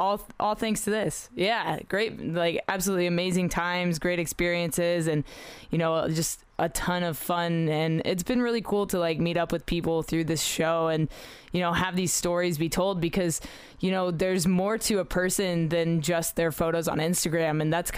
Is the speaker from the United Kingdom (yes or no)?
no; Australia; also born or lived in Middle East; I grew up in the Middle East a little bit and in Australia